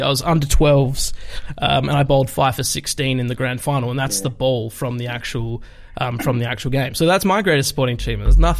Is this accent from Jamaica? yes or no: no; Perth, Western Australia, Australia; I'm from Perth